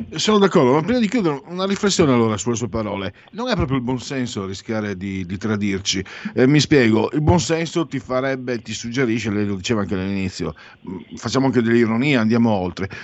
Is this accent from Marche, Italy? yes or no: no; Friuli-Venezia Giulia, Italy; vengo dal Friuli, Venezia Giulia, Mezzo Veneto